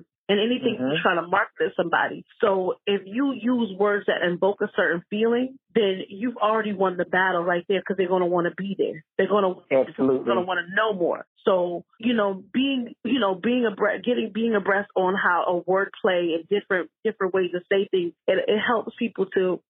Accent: South Carolina, United States; South Carolina, my home state

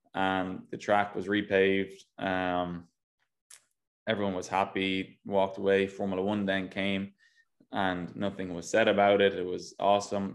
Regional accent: Ireland; moved away as an adult; now in United States; I go back home now, and people think I'm not Irish anymore

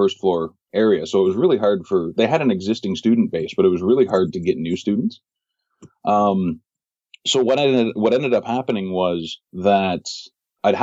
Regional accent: Toronto, Ontario, Canada; moved away as an adult; now in Tokyo, Japan; I'm originally from Toronto

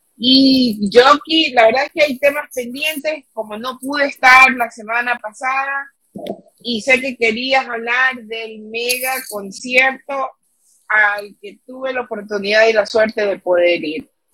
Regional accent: Ecuador; now in New York, United States; somos ecuatorianas chiquititas

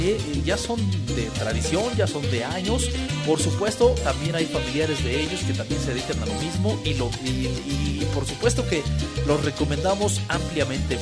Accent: Mexico; somos mexicanos

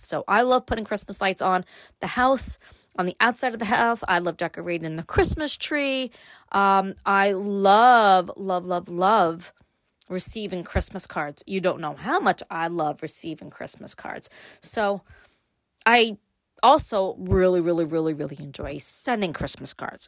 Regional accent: Brooklyn, New York, United States; now in upstate New York, United States; I grew up in Brooklyn

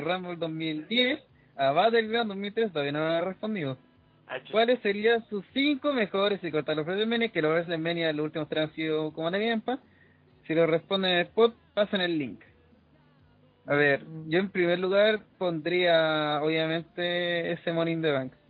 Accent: Chile; also born or lived in Viña del Mar; todos nosotros somos chilenos

